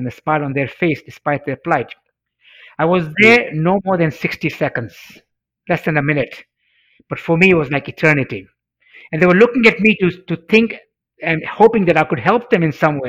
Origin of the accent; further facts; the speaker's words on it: Mombasa, Mombasa County, Kenya; first language Swahili; English is a second language; I studied Swahili, which was my mother tongue in Africa